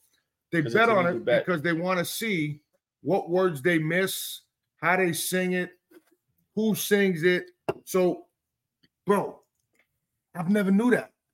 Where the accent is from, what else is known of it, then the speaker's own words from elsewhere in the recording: Yonkers, New York, United States; also born or lived in Hudson, New York; And I come from Yonkers in the Bronx.